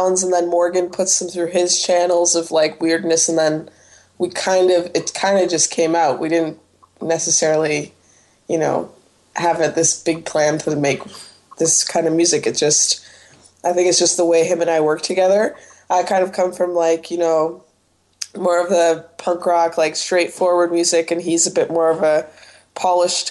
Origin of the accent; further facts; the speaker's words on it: Toronto, Ontario, Canada; I'm actually from Toronto, or from Weston, which is, like, kind of... It's, like, below Etobicoke